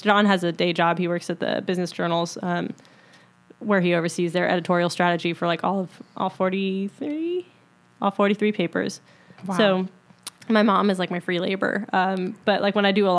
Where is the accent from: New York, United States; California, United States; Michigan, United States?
New York, United States; outside of Albany, Upstate; now in Charlotte, United States; Upstate New York, outside of Albany